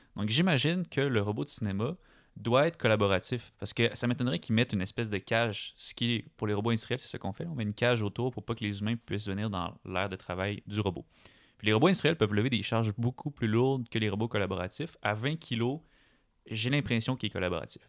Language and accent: French; Quebec, Canada; chez nous, au Québec